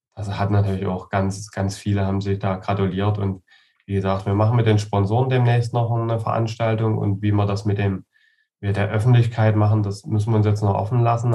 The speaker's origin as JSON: {"language": "German", "region": "Saxony", "country": "Germany", "said": "bei uns in Sachsen"}